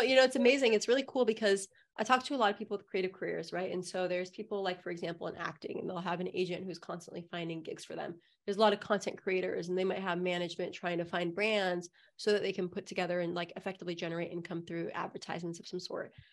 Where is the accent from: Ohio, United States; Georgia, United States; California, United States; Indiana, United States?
California, United States; Southern; I also grew up in a community that was pretty liberal, honestly. Like, I grew up in Southern California.